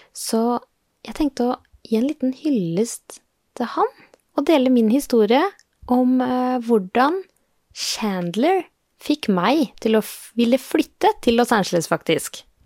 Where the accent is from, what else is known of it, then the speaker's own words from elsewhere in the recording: Norway; vi er eh, eh fra Norge